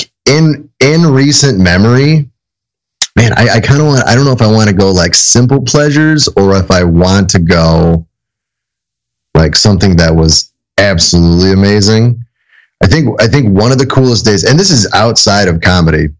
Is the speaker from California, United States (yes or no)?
no; Chicago, Illinois, United States; I grew up on the South Side